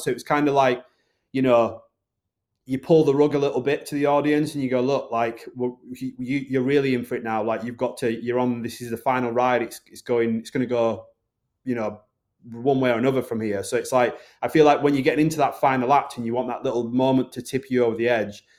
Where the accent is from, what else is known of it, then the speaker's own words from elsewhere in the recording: the north of England, United Kingdom; accent: Northern; my accent, which is a Northern accent.